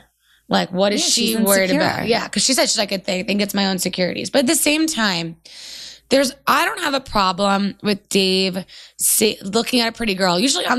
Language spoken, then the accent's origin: English; California, United States; I'm from Orange County and I'm in my late 20s.